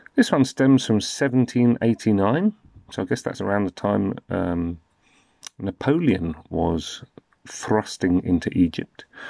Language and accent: English; United Kingdom; I'm in the U K. I'm from the U K, as you can probably tell.